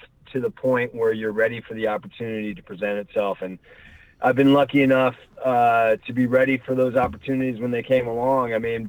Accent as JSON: {"language": "English", "town": "Miami Springs", "region": "Florida", "country": "United States", "tie": "born or raised there", "also_born_or_lived": "Northern Virginia / Washington, D.C. / New York", "moved": "as an adult", "lives_now": "Los Angeles, United States", "said": "I was born right outside D.C. in Northern Virginia, and then my parents split when I was four, and my mom and I moved down to Florida with my sister, and I grew up in Miami, Florida, Miami Springs to be exact. Spent my summers and winters up in the D.C. area"}